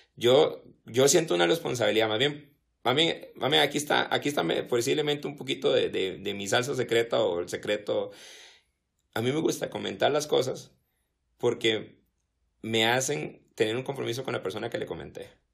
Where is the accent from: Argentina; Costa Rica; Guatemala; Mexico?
Costa Rica; como somos los ticos